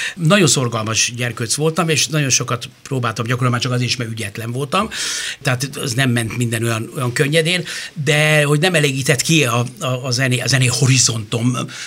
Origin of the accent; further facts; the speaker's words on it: Budapest, Hungary; én a, a város szívében nőttem föl az Asztóriánál